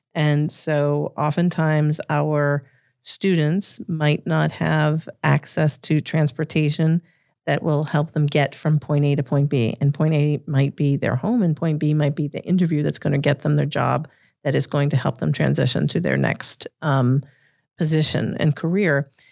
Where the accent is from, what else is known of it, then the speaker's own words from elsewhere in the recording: Revere, Massachusetts, United States; accent: Boston; I grew up in the shadows of Harvard in a uh, oh my gosh, my Boston accent just came out there in a in, in a blue collar suburb of Massachusetts called Revere